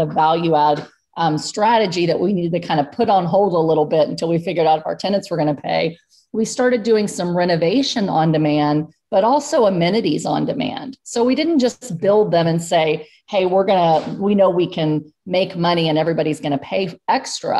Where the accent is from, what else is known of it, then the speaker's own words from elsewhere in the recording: Texas, United States; now in Pennsylvania, United States; I'm from Texas